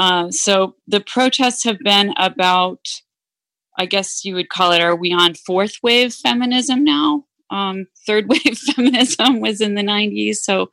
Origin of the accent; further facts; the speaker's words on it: Massachusetts, United States; when I was growing up in Massachusetts, there was this big issue around busing. Mm. You know, and so I grew up in one of the few towns where we had busing, and it was contentious.